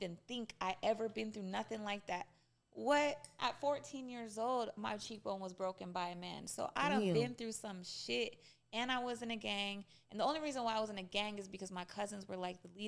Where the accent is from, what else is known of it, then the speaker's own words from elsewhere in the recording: Española, New Mexico, United States; I literally grew up between a village and a very, very, very small city that was very high poverty